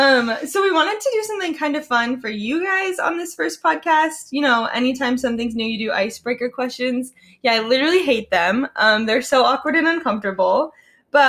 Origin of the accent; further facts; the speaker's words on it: Phoenix, Arizona, United States; for those who don't know. I'm born and raised in Phoenix.